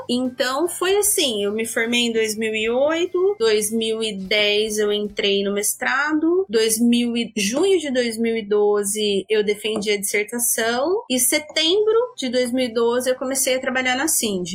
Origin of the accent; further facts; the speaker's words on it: Jaboticabal, São Paulo, Brazil; moved away as an adult; now in Maringá, Brazil; Eu sou do interior de São Paulo, sou de uma cidade chamada, chamada Jaboticabal, é próximo a Araraquara